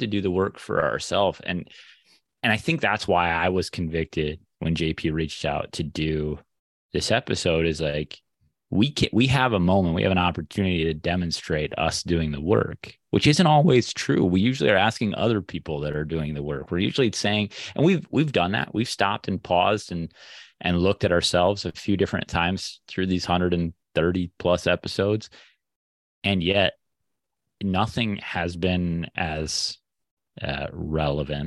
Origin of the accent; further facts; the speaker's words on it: Minnesota, United States; growing up in Minnesota